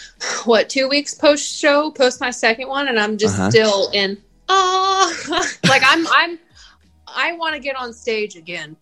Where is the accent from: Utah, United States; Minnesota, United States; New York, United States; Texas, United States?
Texas, United States; Spring; also born or lived in Tomball, Texas; born and raised in Texas, right here in Houston. I grew up in a little suburb right out of Houston called Spring